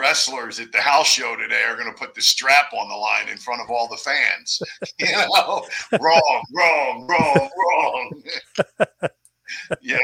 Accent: Willingboro, New Jersey, United States; moved away as an adult; also born or lived in Gilbertsville, Pennsylvania; now in Fort Myers, United States; I grew up in South Jersey in a town called Willingboro, New Jersey

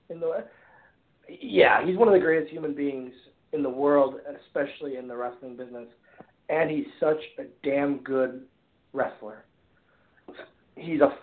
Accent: Oshkosh, Wisconsin, United States; I got to be in my hometown

